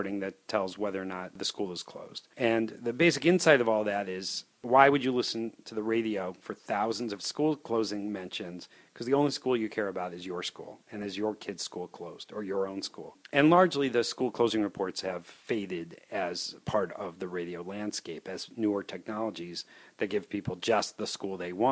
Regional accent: Chicago, Illinois, United States; I grew up in the Chicago area where we regularly have bad weather

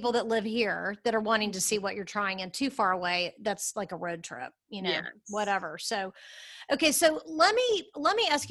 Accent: Dallas, Texas, United States; We're from Dallas.

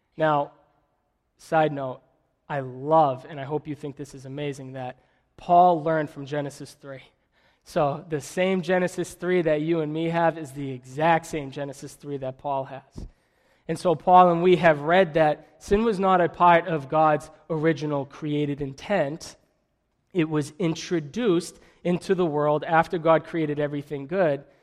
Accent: Methuen, Massachusetts, United States; also born or lived in Billerica; I'm from Methuen

